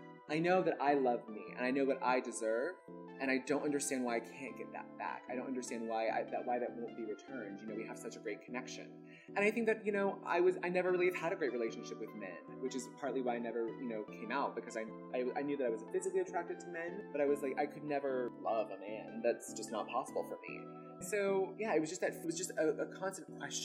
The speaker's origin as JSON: {"language": "English", "town": "Birmingham", "region": "Alabama", "country": "United States", "tie": "born or raised there", "said": "growing up in Birmingham, Alabama"}